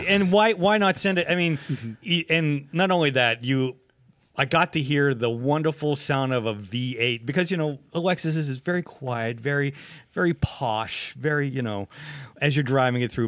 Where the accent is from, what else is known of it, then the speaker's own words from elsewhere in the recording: United States; also born or lived in Pennsylvania / Ohio; I'm from Pennsylvania and Ohio